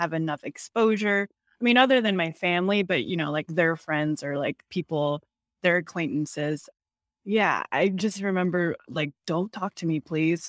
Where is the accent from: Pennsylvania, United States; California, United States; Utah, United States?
California, United States; Torrance; I grew up in Torrance, California, which is a suburb just, like, thirty minutes outside of Los Angeles